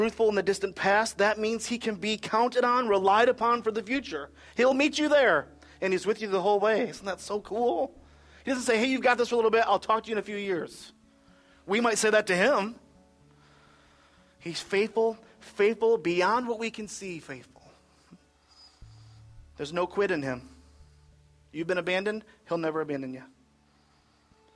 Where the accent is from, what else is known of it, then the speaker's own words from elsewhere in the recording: Michigan, United States; I'm from Michigan